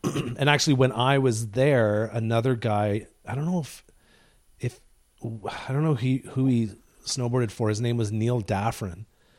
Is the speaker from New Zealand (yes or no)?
no; Deep River, Ontario, Canada; moved away; also born or lived in Canmore; Did you know that I'm from Deep River, Ontario? No, I didn't know. Yeah, I was born and raised there.